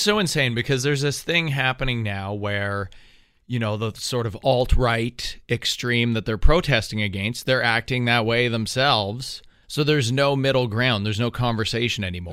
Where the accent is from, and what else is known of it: Canada